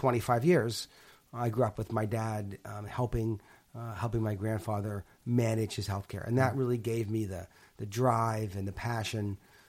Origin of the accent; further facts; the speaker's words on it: Pittsburgh, Pennsylvania, United States; So I grew up in Pittsburgh. And my grandfather had a stroke at 50, and we lived close to him.